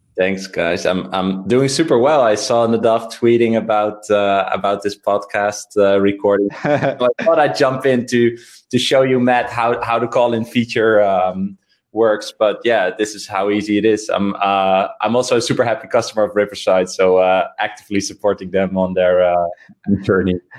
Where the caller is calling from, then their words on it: Amsterdam, North Holland, Netherlands; I'm calling from Amsterdam.